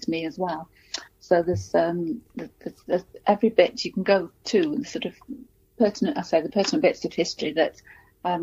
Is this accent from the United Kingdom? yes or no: yes; Cheshire, North West England, United Kingdom; the little town where I was born and brought up in Cheshire